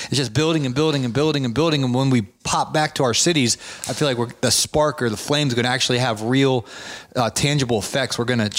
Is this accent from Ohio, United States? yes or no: yes; Ohio, United States; moved away; also born or lived in Akron, Ohio / Canton, Ohio; I grew up in Ohio, I know the gray clouds.